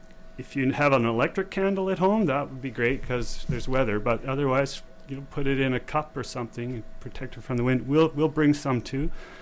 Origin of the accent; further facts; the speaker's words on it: Vancouver, British Columbia, Canada; I grew up in Vancouver. I was born and raised there.